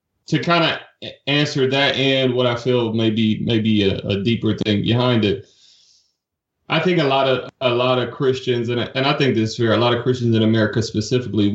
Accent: Detroit, Michigan, United States; moved away as an adult; also born or lived in Savannah, Georgia; I grew up in Detroit, Michigan

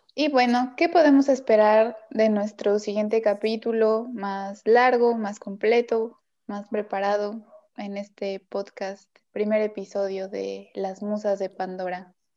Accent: Veracruz, Mexico; also born or lived in Puebla; now in Mérida, Mexico; yo soy de Veracruz, viví en la ciudad del Camote, o sea, en Puebla, y ahora estoy en la ciudad de las Marquesitas

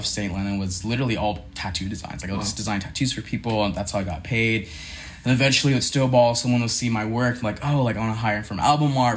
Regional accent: Philippines; now in Lynchburg, United States; So I grew up in the Philippines, Asian household

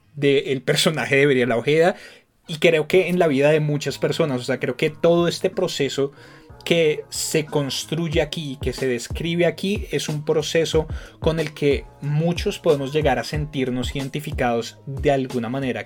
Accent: Bogotá, Colombia; Bogotá como Rolo

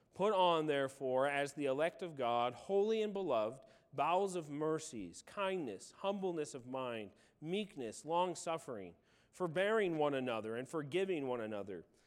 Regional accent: Illinois, United States; moved away; I grew up in Illinois on a farm

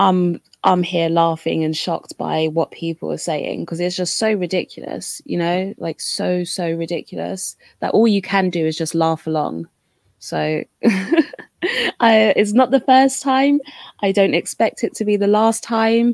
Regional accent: London, United Kingdom; growing up in London

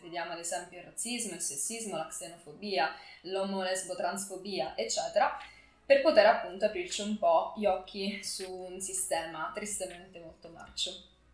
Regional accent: Cosenza, Calabria, Italy; moved away as an adult; now in Milan, Italy; sono nata a Cosenza ma vivo a Milano da tre anni

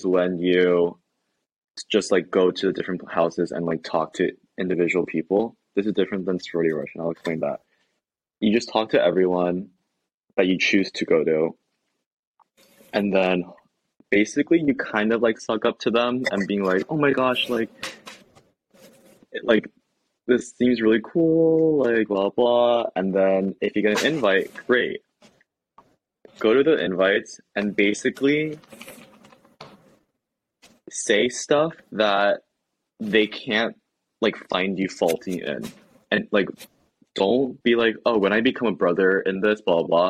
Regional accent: Pennsylvania, United States; moved away; we're from Pennsylvania

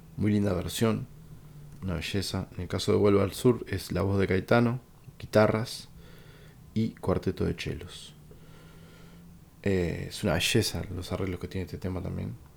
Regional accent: Uruguay; como uruguayo

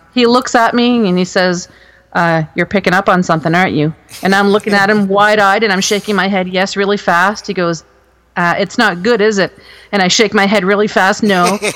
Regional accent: Moncton, New Brunswick, Canada; also born or lived in Alberta; now in Ontario, Canada; my hometown in Moncton, New Brunswick

